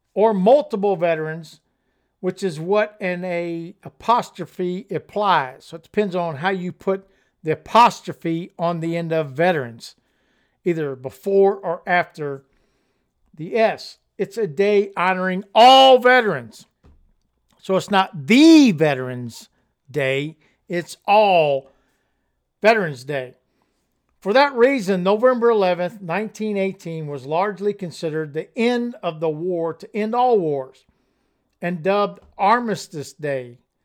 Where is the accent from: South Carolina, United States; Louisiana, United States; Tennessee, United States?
Louisiana, United States; accent: Cajun; I was from Louisiana and I had a Cajun accent.